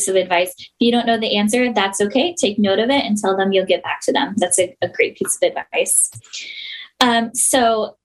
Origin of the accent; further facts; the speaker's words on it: California, United States; moved away; I'm from California originally.